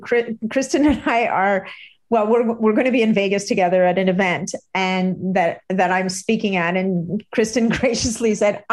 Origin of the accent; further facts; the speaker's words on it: Canada; oh my God, I'm Canadian. We don't do that.